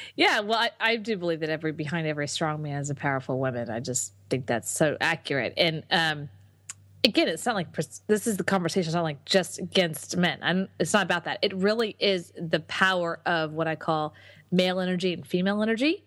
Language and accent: English; Texas, United States; now in Austin, United States; I'm from Texas, so it's kind of coming home